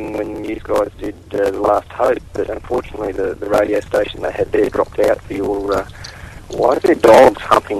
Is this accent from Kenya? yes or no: no; Australia; Not Boston. I'm from Australia.